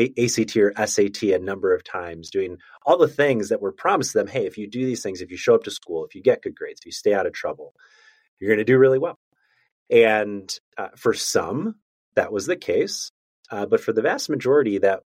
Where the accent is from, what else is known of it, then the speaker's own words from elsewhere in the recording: outside of Chicago, Illinois, United States; moved away as an adult; also born or lived in Virginia / Memphis, Tennessee; I grew up outside of Chicago, went to school in Virginia, applied to Teach for America, and got placed in Memphis, Tennessee.